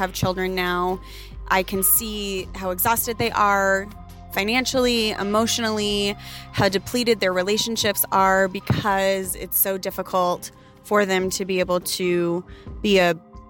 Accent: Pacific Northwest, United States; I am a 34-year-old Caucasian female. I grew up in a rural town in the Pacific Northwest.

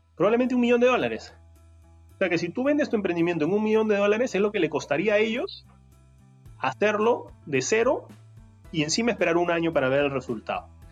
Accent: Peru; en Perú somos

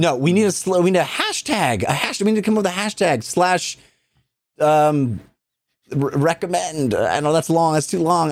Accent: Walnut Creek, California, United States; I grew up in Contra Costa County

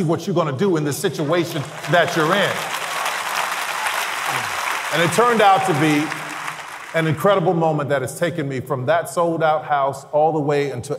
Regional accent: New Orleans, Louisiana, United States; I'm from New Orleans

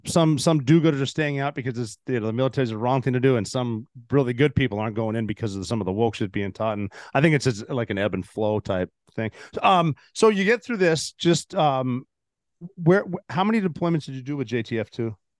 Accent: Montana, United States; moved away; I'm from Montana.

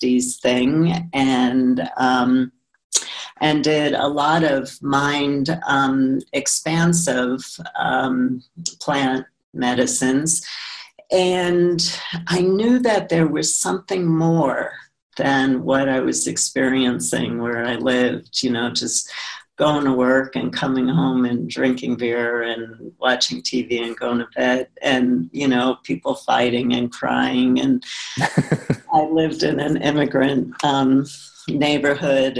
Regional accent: New York City, New York, United States; I grew up in Brooklyn, New York

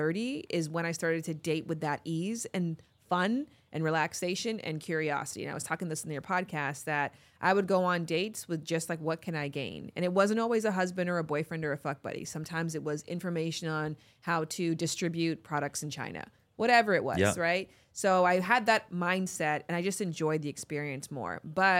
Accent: Toronto, Ontario, Canada; Yeah, I'm from Toronto.

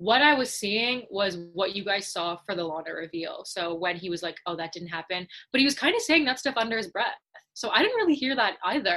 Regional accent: Canada; because I'm Canadian

